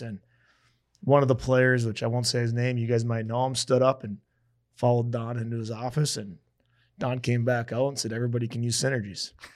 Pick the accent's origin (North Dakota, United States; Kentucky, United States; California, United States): North Dakota, United States; Fargo; moved away; also born or lived in Grand Forks / Lincoln; So I'm from Fargo. I transferred to Grand Forks.